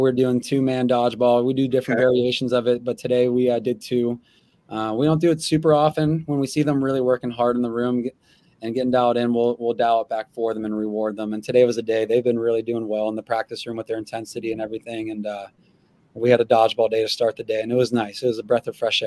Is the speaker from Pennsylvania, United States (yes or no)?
yes; Freedom, Pennsylvania, United States; moved away; also born or lived in Titusville, Pennsylvania; I'm from Freedom, but I actually graduated from Titusville, a Northwest school out of the D10